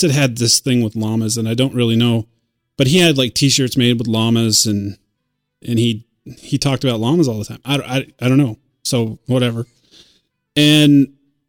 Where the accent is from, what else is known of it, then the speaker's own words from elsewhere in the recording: United States; being American